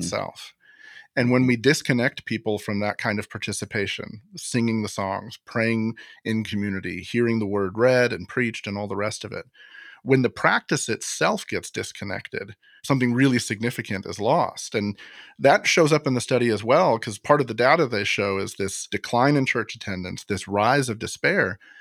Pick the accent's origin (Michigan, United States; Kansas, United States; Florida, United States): Florida, United States; Florida takes the cake, as usual, my home state